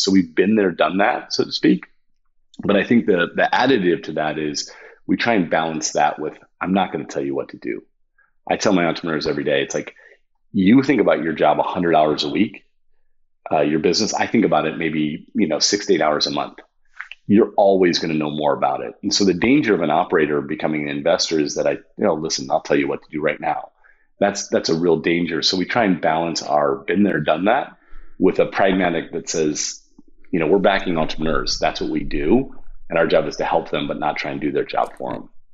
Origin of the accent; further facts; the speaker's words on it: Toledo, Ohio, United States; moved away; I was from Toledo, Ohio, and went to Miami of Ohio